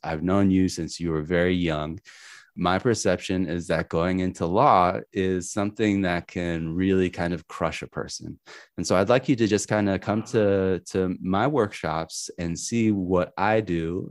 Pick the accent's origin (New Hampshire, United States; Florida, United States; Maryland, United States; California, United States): New Hampshire, United States; also born or lived in Manhattan, Kansas; I grew up in New Hampshire